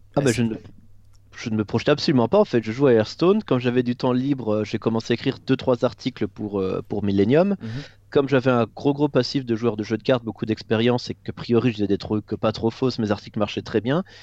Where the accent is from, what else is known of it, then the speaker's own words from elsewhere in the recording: Moselle, Grand Est, France; je viens de, de Moselle, il faut savoir qu'en Alsace-Moselle, tu as encore au en école primaire et au collège, tu as encore des cours de catéchisme